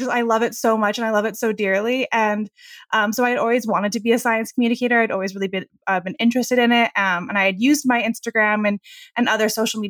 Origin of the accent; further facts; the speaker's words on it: United States; So I am. Yeah. I try and pass as a Canadian, especially traveling abroad.